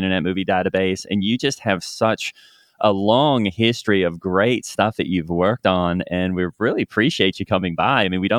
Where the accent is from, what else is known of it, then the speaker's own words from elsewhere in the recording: Australia; but of course I'm from Australia